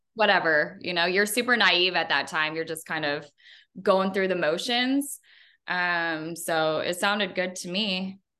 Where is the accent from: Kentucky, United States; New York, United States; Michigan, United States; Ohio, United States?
Kentucky, United States; Northern; I'm from Kentucky. I grew up in a smaller city in Northern Kentucky.